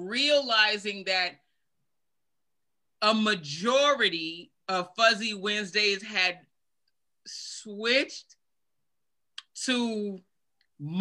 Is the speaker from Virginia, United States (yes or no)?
yes; Virginia, United States; moved away as an adult; now in Germany